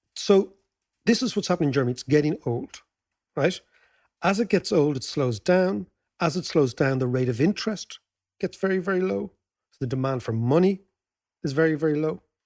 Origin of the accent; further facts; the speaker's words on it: Ireland; As Irish people